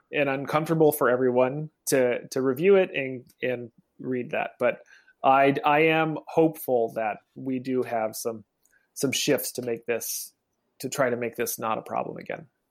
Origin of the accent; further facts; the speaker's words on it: Oregon, United States; I'm from Oregon